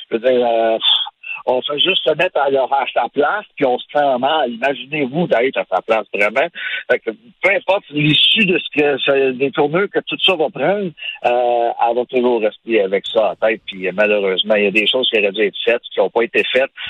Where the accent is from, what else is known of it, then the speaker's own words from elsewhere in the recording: Sherbrooke, Quebec, Canada; Moi, je viens de Sherbrooke